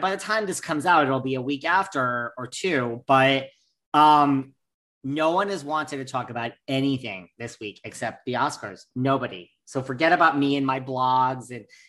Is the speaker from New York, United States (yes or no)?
yes; New York, United States; I'm such a New Yorker.